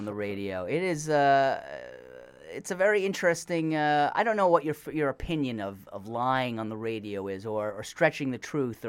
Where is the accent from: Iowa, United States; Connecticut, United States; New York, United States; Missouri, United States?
Connecticut, United States; New Haven; No, I'm from New Haven, Connecticut.